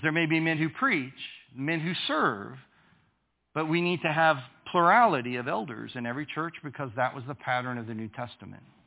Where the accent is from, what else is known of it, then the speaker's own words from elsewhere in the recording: United States; I am from the United States.